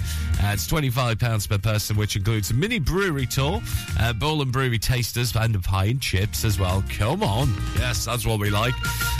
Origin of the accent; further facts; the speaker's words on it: United Kingdom; now in Clitheroe, United Kingdom; We're British here in the Clivero and Ribble Valley as well